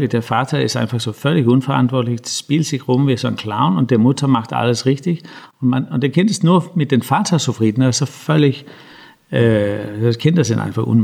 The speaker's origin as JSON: {"language": "German", "country": "Denmark", "tie": "born or raised there", "said": "Ja, also ich bin ja in Dänemark zum großen Teil aufgewachsen."}